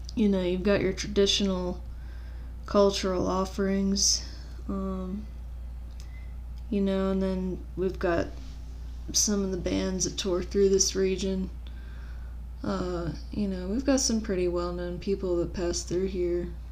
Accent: New Orleans, Louisiana, United States; moved away as an adult; now in Grand Canyon, United States; I'm originally from the New Orleans area

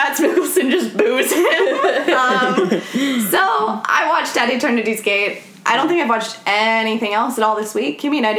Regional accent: California, United States; I'm American, so I'm going to say Van Gogh and not Van Gogh. sorry, not sorry. I'm from California.

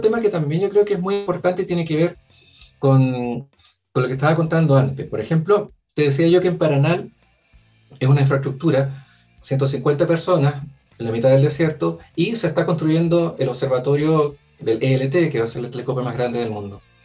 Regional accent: Chile; estoy yo también como primer chileno representando la ESO

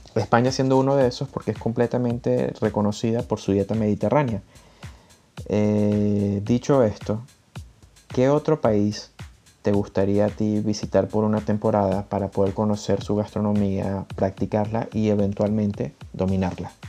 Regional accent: Venezuela; moved away; Venezuela, que es de donde soy yo

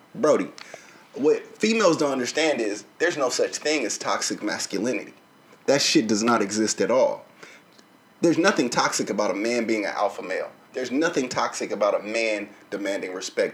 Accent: the South, United States; I grew up in the South

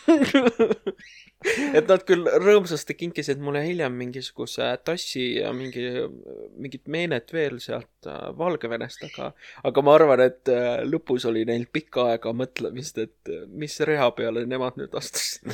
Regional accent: Tallinn, Harju County, Estonia; ma olen ise Mustamäelt

